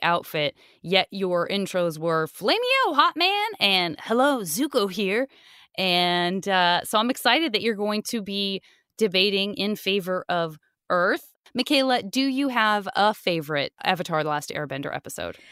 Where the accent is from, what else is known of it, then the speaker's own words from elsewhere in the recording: Tucson, Arizona, United States; I'm from Tucson